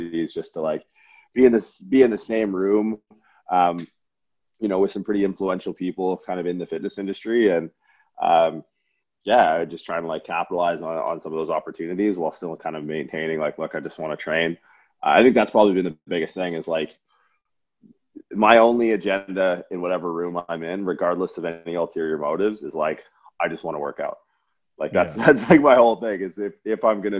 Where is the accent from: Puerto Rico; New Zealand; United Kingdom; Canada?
Canada; Windsor, Ontario; I grew up in Windsor, Ontario for like most of my life